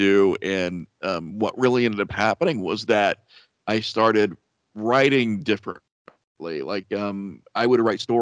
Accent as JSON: {"language": "English", "region": "Midwest", "country": "United States", "said": "we're from the Midwest in the United States"}